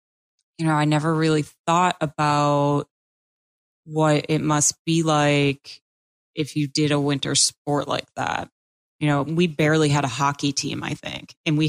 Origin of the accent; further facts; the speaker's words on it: Cape Cod, Massachusetts, United States; I grew up on Cape Cod and we had nothing.